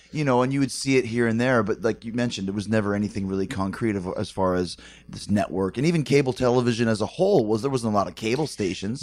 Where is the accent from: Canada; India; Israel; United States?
Canada; I'm from Canada